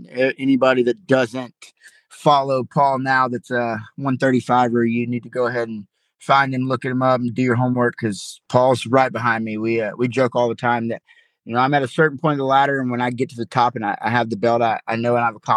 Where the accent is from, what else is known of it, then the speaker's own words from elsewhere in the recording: Madison County, Georgia, United States; I have a huge support system in my hometown